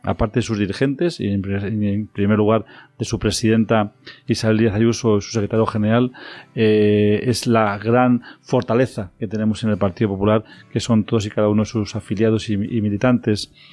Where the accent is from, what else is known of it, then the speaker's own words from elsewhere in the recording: El Casar, Castilla-La Mancha, Spain; moved away as an adult; also born or lived in Madrid; now in Tres Cantos, Spain; soy natural del Casar, aunque nací en Madrid, porque nací en la maternidad de O'Donnell, pero soy de un pueblo de, un pueblo de Guadalajara que se llama El Casar